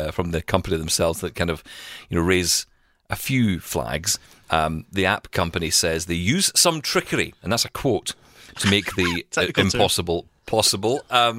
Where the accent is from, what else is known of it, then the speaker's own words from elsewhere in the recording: Scotland, United Kingdom; I'm from Scotland.